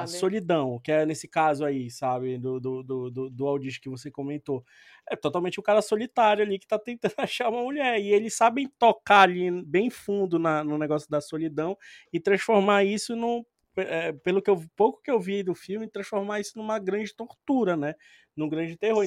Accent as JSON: {"language": "Portuguese", "country": "Brazil", "said": "a gente é do Brasil"}